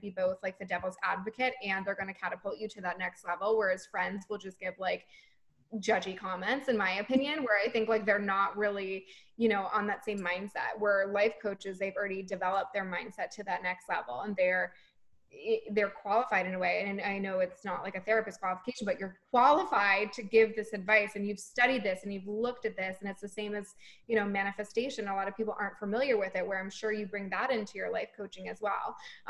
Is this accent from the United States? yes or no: yes; Boston, Massachusetts, United States; And I'm from Boston, so you can find me there.